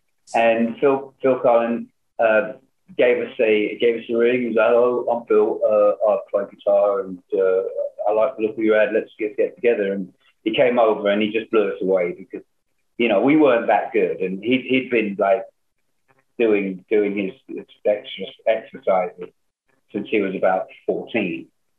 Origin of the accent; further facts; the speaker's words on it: London, United Kingdom; now in Hollywood, United States; when I came over from London to Hollywood, I was like amazed how many people knew it